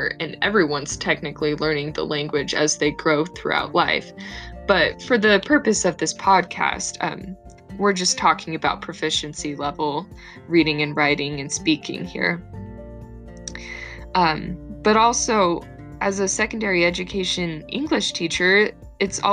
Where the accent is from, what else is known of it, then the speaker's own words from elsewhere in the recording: Arizona, United States; moved away as an adult; now in Utah, United States; I grew up in Arizona. Now I'm attending Brigham Young University in Utah.